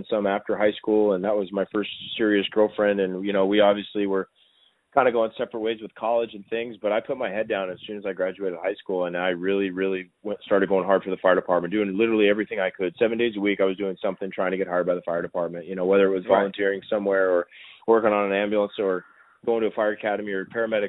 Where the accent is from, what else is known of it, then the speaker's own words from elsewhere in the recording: Southern California, United States; near my hometown and in Southern California